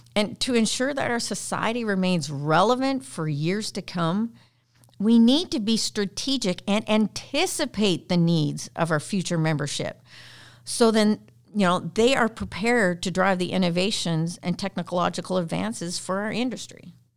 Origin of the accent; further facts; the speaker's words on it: Canada; I'm Canadian